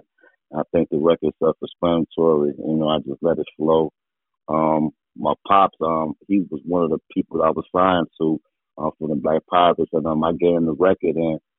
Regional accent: Chicago, Illinois, United States; they call me … Of course, I'm from Chicago. I grew up in Englewood.

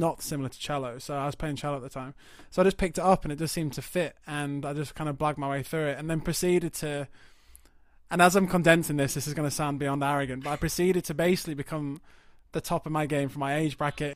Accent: Yorkshire and the Humber, United Kingdom; moved away as an adult; also born or lived in High Wycombe; I moved from North Yorkshire and, uh, you know, grew up in towns and villages

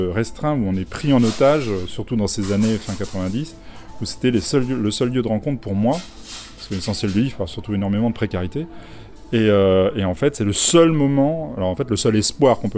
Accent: La Rochelle, Nouvelle-Aquitaine, France; Et puis c'est La Rochelle qui est ma ville natale au demeurant.

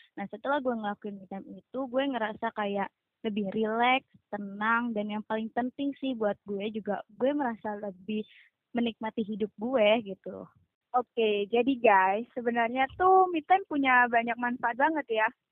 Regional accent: East Java, Indonesia; asal dari Jawa Timur

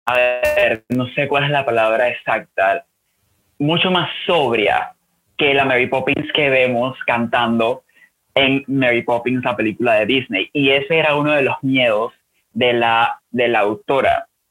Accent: Panama; soy panameño, eh, escritor de 29 años

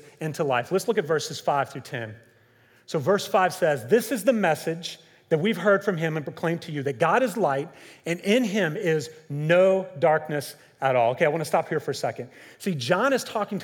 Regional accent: Kentucky, United States; growing up in Kentucky

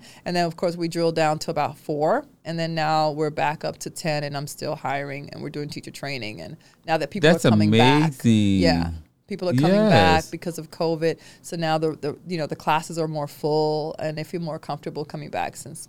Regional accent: New York, United States; A child, I grew up in New York, and I'm used to having, I'm not used to people being separated.

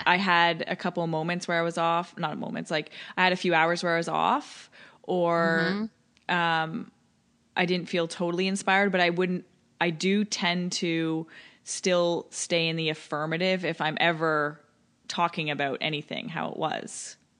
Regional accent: Toronto, Ontario, Canada; showing you my hometown

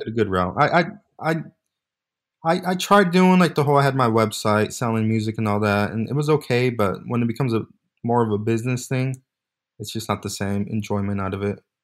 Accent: Bay Area, California, United States; born and raised in California, Bay Area

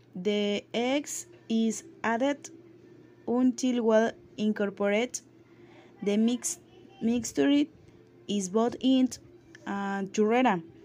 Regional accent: Campeche, Mexico; English is a second language; now in Playa del Carmen, Mexico; I am from Ismael in states of Campeche, but, uh, but I actually live in Playa del Carmen, Quintana Roo

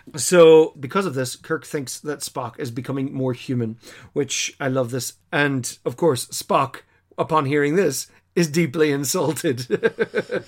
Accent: Ireland; we as Irish people recognize the shape of Ireland instantly.

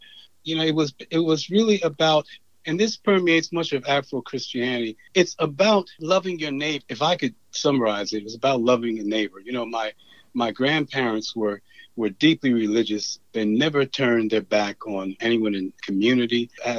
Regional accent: Farmville, Virginia, United States; I was born in Farmville, Virginia, in Prince Edward County, which is pretty much a rural county. My family there was a deeply religious family.

